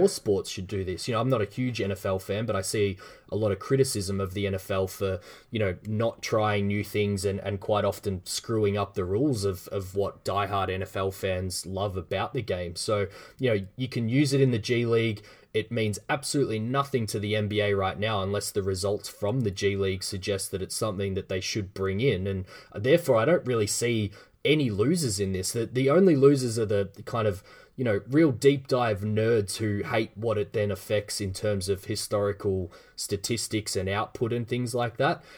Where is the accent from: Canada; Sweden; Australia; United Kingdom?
Australia; as an Australian